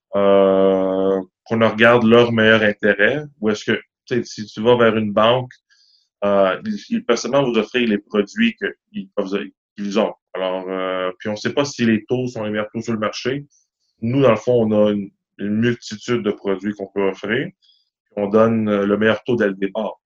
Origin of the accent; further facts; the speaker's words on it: Montreal, Quebec, Canada; Moi, j'ai grandi à Ville d'Anjou, dans l'est de la ville